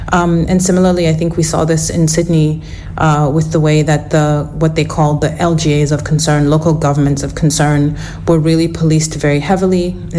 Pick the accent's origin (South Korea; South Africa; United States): South Africa; moved away as an adult; also born or lived in Western Australia; now in Australia; I'm a writer from South Africa originally.